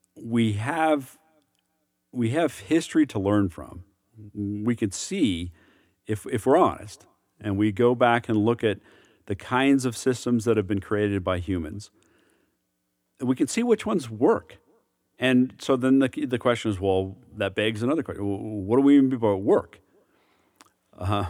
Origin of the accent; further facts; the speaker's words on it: United States; as an American